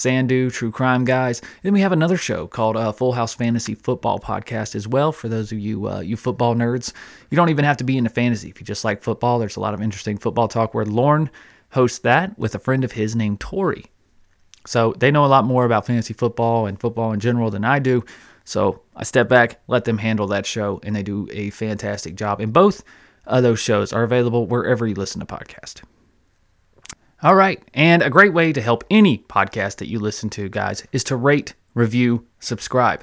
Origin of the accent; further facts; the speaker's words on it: North Carolina, United States; I'm born and raised in North Carolina. Still love this wonderful state